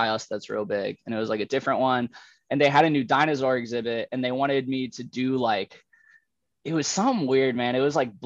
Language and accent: English; Satellite Beach, Florida, United States; also born or lived in St. Augustine, Florida; I grew up in Satellite, like right down the street from Cocoa Beach